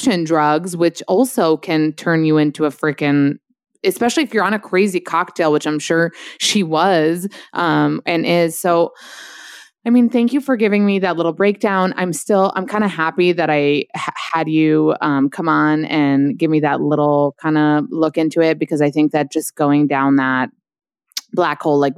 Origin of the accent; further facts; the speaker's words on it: New York, United States; I'm like probably from New York.